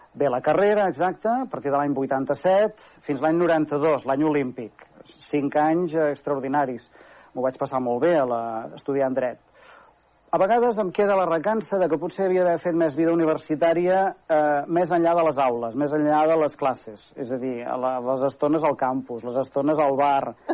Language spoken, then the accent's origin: Catalan; Manresa, Catalonia, Spain; also born or lived in Barcelona; De Manresa, efectivament, eh, vaig néixer, eh, sóc fill de pare i de mare manresans i, i, i he fet tota la meva vida personal aquí